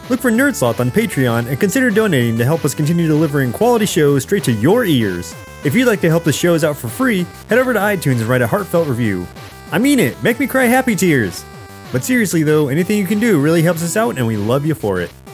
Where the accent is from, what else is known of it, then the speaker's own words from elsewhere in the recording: New York, United States; we're from New York